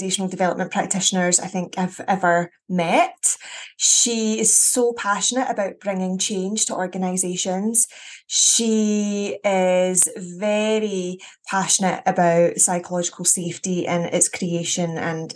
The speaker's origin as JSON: {"language": "English", "region": "Scotland", "country": "United Kingdom", "said": "very Scottish"}